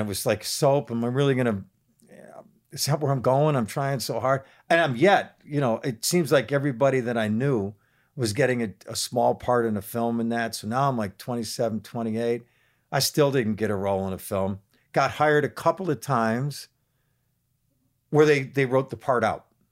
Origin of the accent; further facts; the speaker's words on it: Buffalo, New York, United States; growing up in Buffalo sensibilities